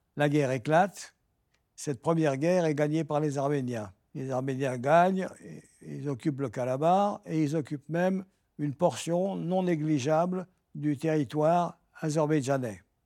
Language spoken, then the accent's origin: French; France; en tant que Français